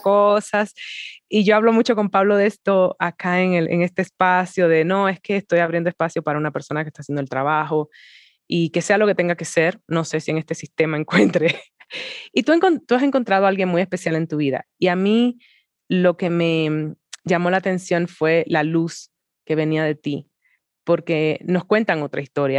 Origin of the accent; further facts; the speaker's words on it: Dominican Republic; las dominicanas